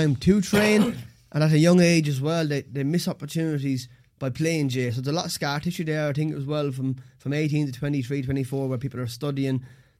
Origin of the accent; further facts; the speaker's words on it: Waterford, Munster, Ireland; I'm from Waterford.